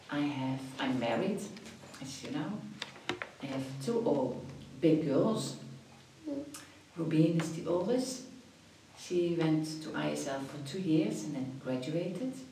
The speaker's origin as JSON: {"language": "English", "town": "Venlo", "region": "Limburg", "country": "Netherlands", "tie": "born or raised there", "also_born_or_lived": "Croatia / Morocco / Paris, France", "moved": "as an adult", "lives_now": "Switzerland", "said": "I was born in Venlo, it's a, it's a city, not big, something like Lausanne. Mm -hmm. And I've been there till I went to university, till I was 18 years old."}